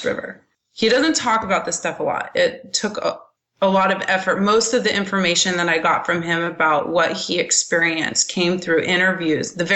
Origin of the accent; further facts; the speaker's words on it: Lodi, California, United States; also born or lived in Linden, California; I was born in Lodi technically, but I've lived the majority of my life on this facility, on this property